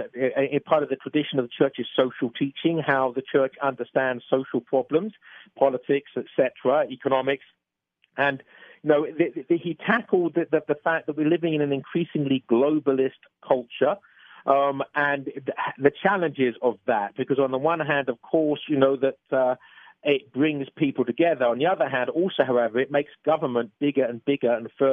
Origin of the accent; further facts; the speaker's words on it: England, United Kingdom; being an Englishman, as you probably gathered from my accent